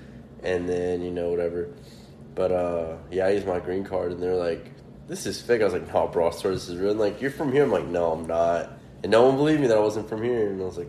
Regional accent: Mexico; now in United States; I wasn't a citizen. I was born in Mexico. So I always had, like, a green card.

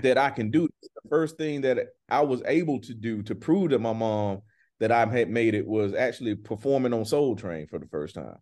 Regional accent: Griffin, Georgia, United States; I'm from a town where when I grew up, man, it was only one high school

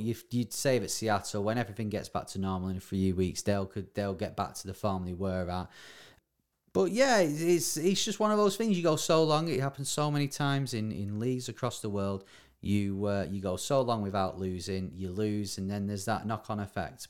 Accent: Bury, North West England, United Kingdom; my hometown, Barry

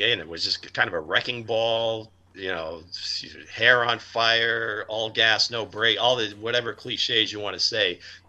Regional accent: Erie, Pennsylvania, United States; my hometown, Erie, Pennsylvania, and my high school alma mater, Cathedral Prep.

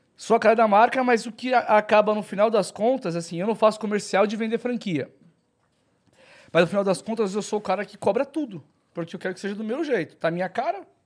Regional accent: Santos, São Paulo, Brazil; Sou, nasci em Santos.

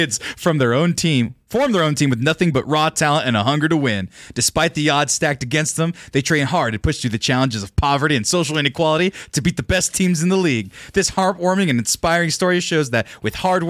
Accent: Central Valley, California, United States; now in Texas, United States; I'm from the Central Valley

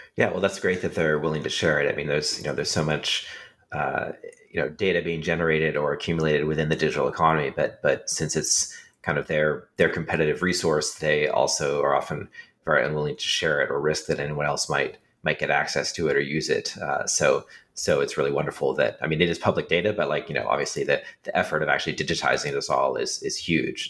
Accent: California, United States; I grew up in California with a lot of uh, immigrant um, children in my classes

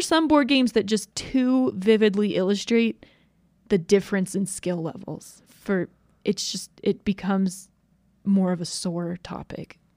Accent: Georgia, United States; moved away as an adult; now in Utah, United States; I was born in Georgia. My parents moved back to Utah for, like, four years after that, and then they moved back to Georgia, and I grew up there for the rest of, until I moved to Utah to go to college.

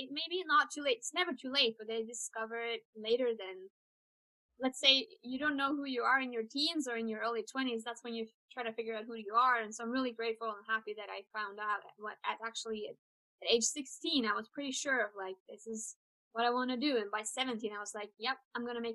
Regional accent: Trondheim, Trøndelag, Norway; moved away as an adult; also born or lived in northern Norway; now in Fairbanks, United States; I am born in Trondheim, which is like a town in the middle of the country

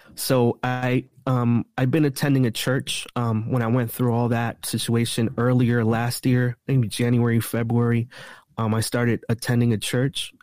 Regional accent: East Coast, United States; I'm from the East Coast, so I could get around the East Coast really quick

